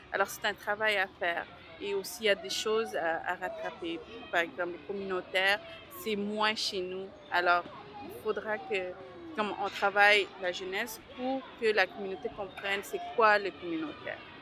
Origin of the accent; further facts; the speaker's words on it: Montreal, Quebec, Canada; also born or lived in Bangladesh; je suis d'origine du Bangladesh. Nous sommes arrivés avec ma mère le 16 novembre 1988 à Montréal directement de Bangladesh